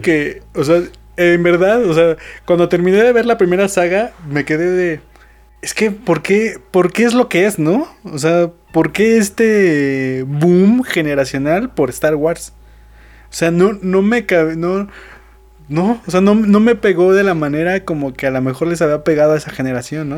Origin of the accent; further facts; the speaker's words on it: Mexico